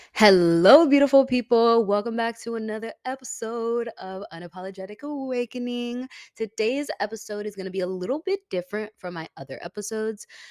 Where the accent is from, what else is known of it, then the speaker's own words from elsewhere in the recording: Tampa, Florida, United States; moved away as an adult; now in Houston, United States; my hometown is Tampa